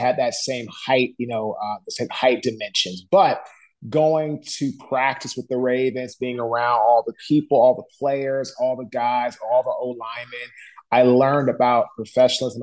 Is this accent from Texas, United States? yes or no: no; Washington, District of Columbia, United States; we're from Washington, D.C.